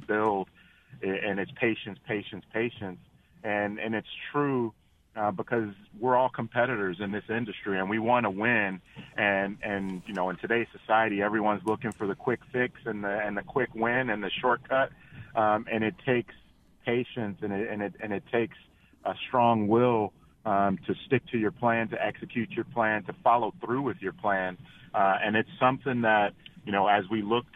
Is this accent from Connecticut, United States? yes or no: no; Cincinnati, Ohio, United States; I'm born and raised in Cincinnati, Ohio